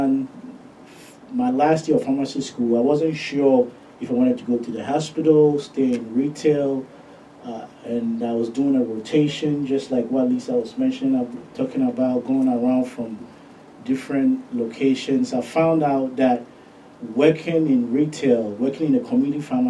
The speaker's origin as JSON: {"language": "English", "country": "Ghana", "tie": "born or raised there", "moved": "as an adult", "lives_now": "United States", "said": "I'm originally from Ghana, born and raised. I moved to the States when I was 18."}